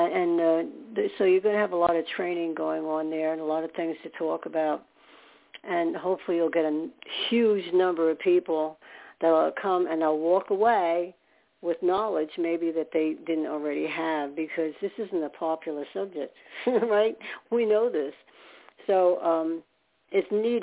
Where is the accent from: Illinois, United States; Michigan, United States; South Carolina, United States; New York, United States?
New York, United States; upstate; also born or lived in Staten Island, New York; I was born there, and for one thing, not in the city, but upstate, and then lived in Staten Island. So I'm a New Yorker by at heart.